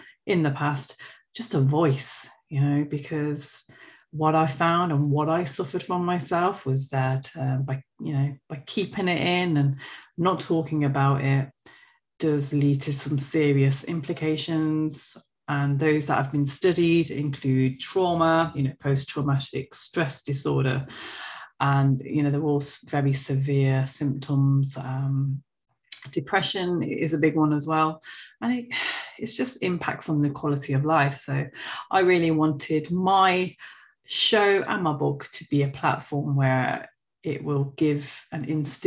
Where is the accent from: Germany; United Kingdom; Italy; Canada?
United Kingdom; Coventry, West Midlands; as you can tell from my accent, I am from the UK, central England, a place called Coventry